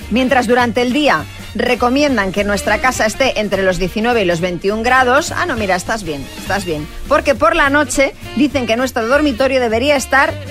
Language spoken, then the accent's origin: Spanish; Valencia, Valencian Community, Spain; Valencia. Y lo pasamos genial, todo el verano mojándonos.